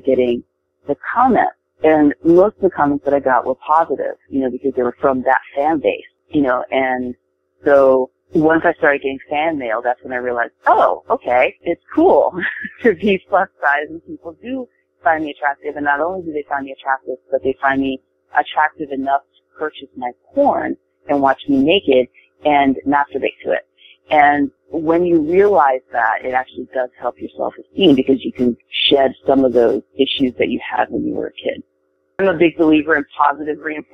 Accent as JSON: {"language": "English", "country": "Japan", "tie": "born or raised there", "moved": "yes", "lives_now": "United States", "said": "I wasn't born and raised here in the States. I was born and raised in Japan"}